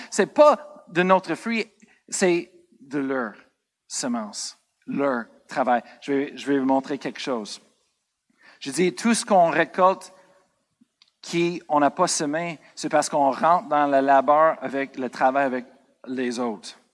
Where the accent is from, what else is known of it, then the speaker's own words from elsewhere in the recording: United States; moved away; Moi, je viens des États-Unis